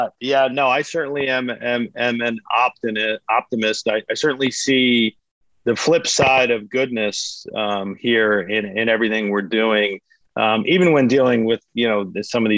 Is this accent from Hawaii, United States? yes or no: no; South Jersey near Atlantic City, New Jersey, United States; I am from South Jersey near Atlantic City